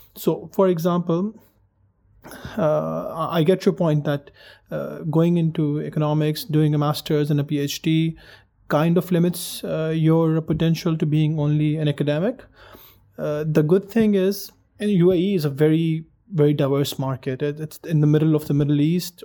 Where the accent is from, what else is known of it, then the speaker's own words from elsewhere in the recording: Pakistan; moved away; I'm from Pakistan originally